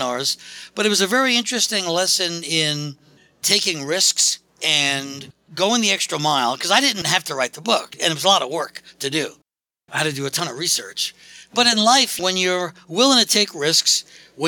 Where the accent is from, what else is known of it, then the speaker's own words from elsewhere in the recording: New York City, New York, United States; moved away as an adult; now in Philadelphia, United States; I'm geographically from New York City. I've been living in Philadelphia, Pennsylvania for the last 30-something years